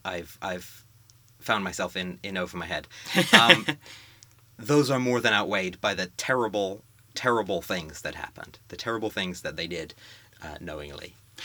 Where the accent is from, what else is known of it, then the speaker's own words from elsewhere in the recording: United States; as an American voter.